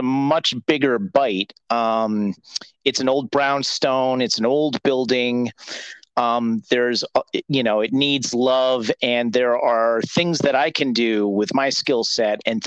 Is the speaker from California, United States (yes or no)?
no; Mid-Hudson Valley, New York, United States; I'm from the Mid-Hudson Valley, where my parents still are